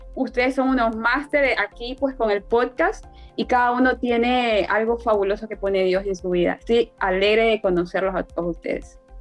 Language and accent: Spanish; Ecuador; soy de Ecuador